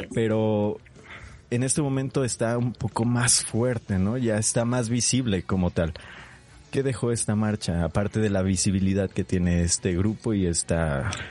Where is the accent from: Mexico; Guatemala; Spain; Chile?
Mexico